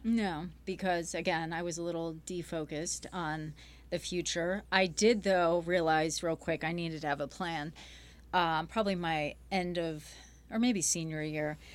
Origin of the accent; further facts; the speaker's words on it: Grosse Pointe, Michigan, United States; I grew up here in Michigan, Grosse Pointe